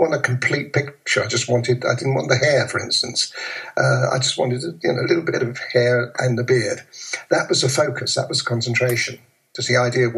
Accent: London, United Kingdom; accent: proper old Londoner; my accent and so on, because I was a proper old Londoner kind of accent thing

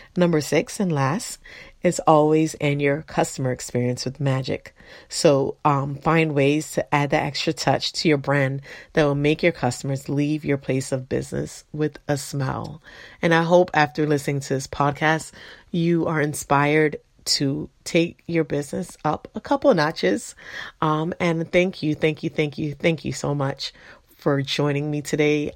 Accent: Florida, United States; I grew up in Florida

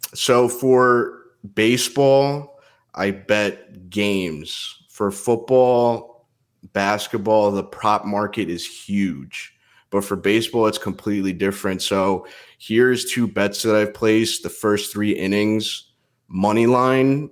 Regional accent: New Jersey, United States; also born or lived in Pennsylvania / New York; I grew up in Jersey

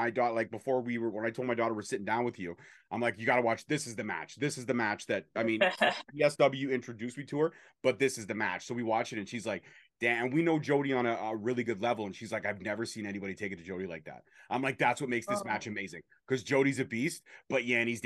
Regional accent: Toronto, Ontario, Canada; I'm from Canada. We're from the North. We represent the Six proudly

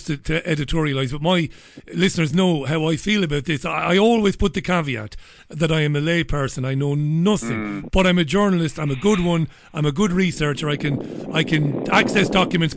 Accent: Portlaw, Waterford, Munster, Ireland; moved away; I'm from Port Lauraga. I'm from Waterford

